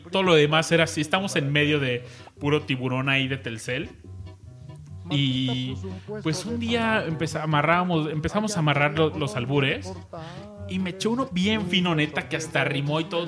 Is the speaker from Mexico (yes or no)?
yes; Mexico; los mexicanos de una u otra manera nacimos con un gran espíritu alburero